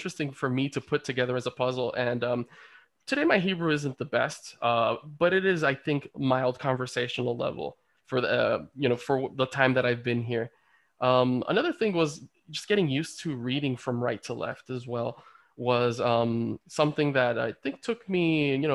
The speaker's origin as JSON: {"language": "English", "country": "Dominican Republic", "also_born_or_lived": "Baní, Dominican Republic", "moved": "yes", "lives_now": "Israel", "said": "my home country of the Dominican Republic"}